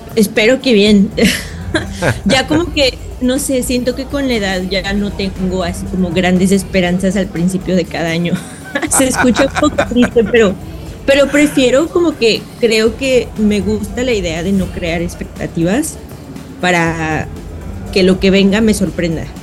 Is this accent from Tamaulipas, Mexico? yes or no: no; Guanajuato, Mexico; now in San Francisco, United States; yo crecí en México, entonces, obviamente, y sobre todo en Guanajuato